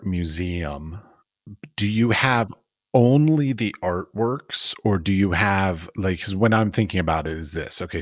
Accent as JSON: {"language": "English", "area": "near the Smithsonian", "region": "District of Columbia", "country": "United States", "tie": "born or raised there", "said": "I grew up near the Smithsonian. My mother actually worked at the Smithsonian"}